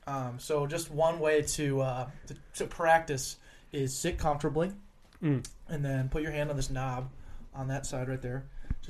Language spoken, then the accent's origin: English; Colorado, United States; moved away; I'm from Colorado.